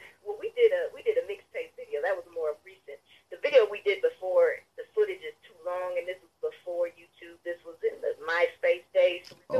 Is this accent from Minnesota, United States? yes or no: yes; St. Paul, Minnesota, United States; moved away as an adult; also born or lived in Oklahoma City; now in Atlanta, United States; So I'm from St. Paul, Minnesota, Midwest. Wow. I came here in 2013. Just ready to start a new chapter in my life. But I have been in Minnesota from the time I was born all the way to 2013.